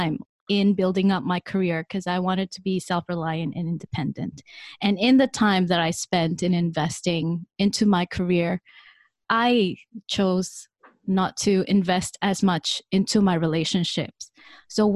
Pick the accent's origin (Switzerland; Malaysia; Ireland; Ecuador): Malaysia; now in Singapore; I am from Malaysia. I'm currently based in Singapore